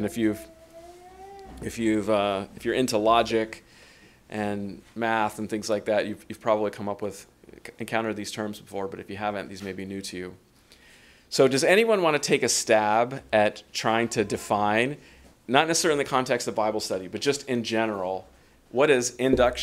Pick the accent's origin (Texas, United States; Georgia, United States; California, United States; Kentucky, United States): California, United States; Los Angeles; I was born and raised in Southern California in the LA area